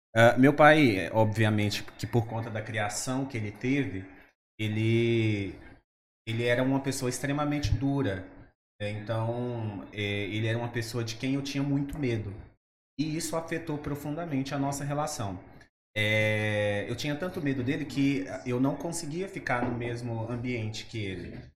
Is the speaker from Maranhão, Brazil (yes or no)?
yes; interior of Maranhão, Brazil; eu sou do interior do Maranhão, um povoado, na verdade, muito pequeno